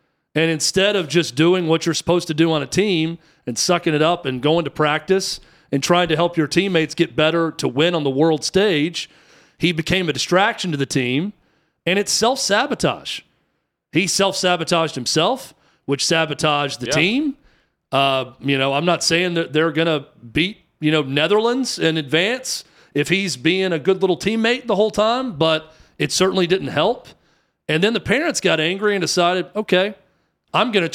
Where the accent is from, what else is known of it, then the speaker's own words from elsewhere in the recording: United States; I'm American.